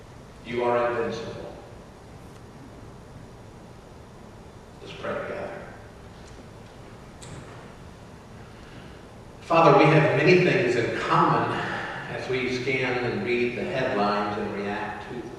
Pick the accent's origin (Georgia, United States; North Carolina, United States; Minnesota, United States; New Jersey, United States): Georgia, United States; Atlanta; As teenagers growing up in Atlanta, we used to go to the Atlanta airport to hang out